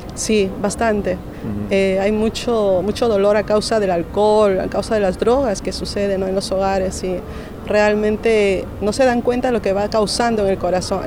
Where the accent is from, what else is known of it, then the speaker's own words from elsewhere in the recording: Lima, Peru; nací en La Libertad, en Lima, Perú.